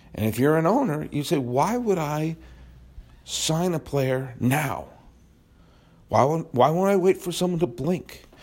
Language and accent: English; United States; I am an American. I'm a proud American